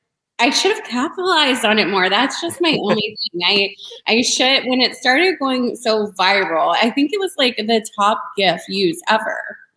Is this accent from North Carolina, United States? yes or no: yes; North Carolina, United States; Oh, Tar Heel Nation all the way. I am a Carolina girl through and through.